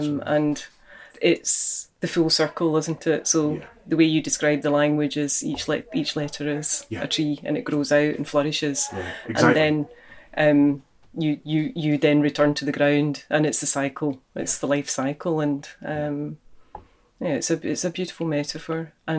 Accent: Greenock, Scotland, United Kingdom; now in Iona, United Kingdom; I am from Greenock originally. Born and brought up in Greenock, but I am really from the Iona MacDonalds. So my maternal grandfather was an Iona man

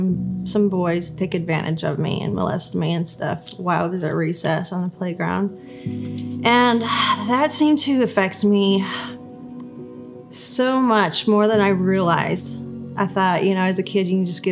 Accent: Albuquerque, New Mexico, United States; moved away as an adult; also born or lived in Missouri; I ended up moving to Missouri because I'm from Albuquerque

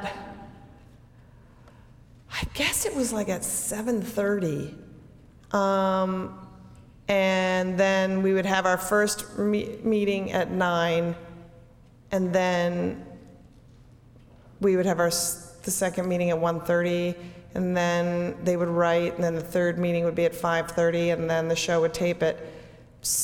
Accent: Minneapolis, Minnesota, United States; I grew up in Southwest Minneapolis

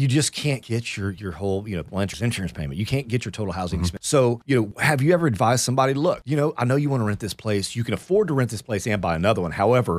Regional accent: Houston, Texas, United States; now in Austin, United States; I'm from Houston.

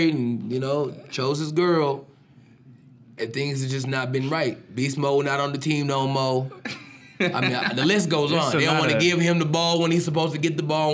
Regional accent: Seattle, Washington, United States; I'm from Seattle, born and raised

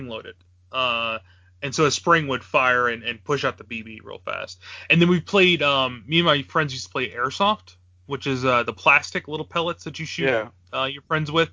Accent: Virginia, United States; moved away; where I grew up in Virginia

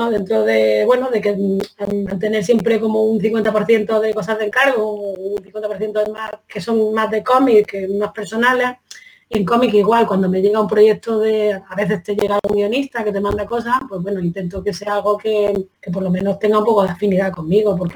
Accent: Granada, Andalusia, Spain; also born or lived in Bilbao; soy de Granada, vamos, y de donde tú quieras, soy, ¿no?

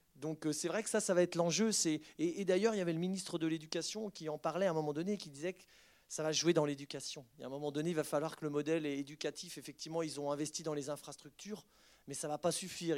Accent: France; je suis européen, hein, je suis français

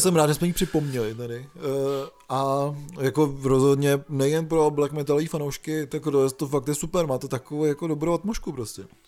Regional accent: Czechia; moved away; pokud máte vztah k Šumavě třeba jako já

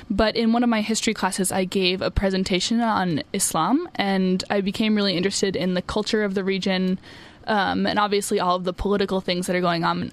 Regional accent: Boston, Massachusetts, United States; moved away as an adult; I'm from Boston, Massachusetts

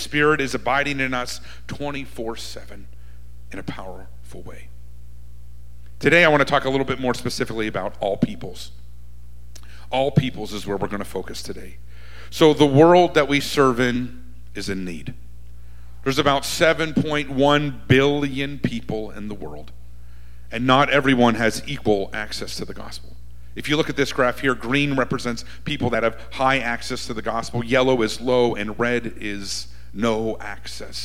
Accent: Murrysville, Pennsylvania, United States; moved away as an adult; also born or lived in McKees Rocks, Pennsylvania / Washington, D.C.; now in Paris, France; I grew up on the east side in Murraysville

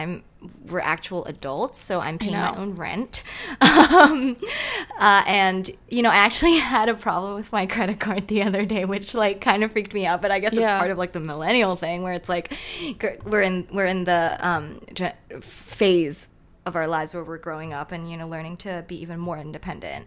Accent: Hong Kong; English is a second language; moved away as an adult; also born or lived in Pittsburgh, United States; now in New York, United States; I was born and raised in Hong Kong

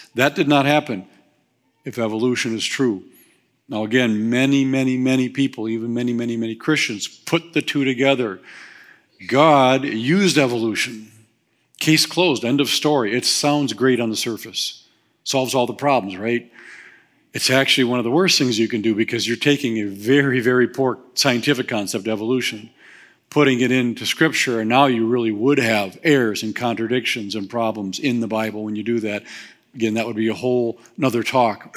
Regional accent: Waukesha, Wisconsin, United States; also born or lived in Whitewater; I was born in Waukesha.

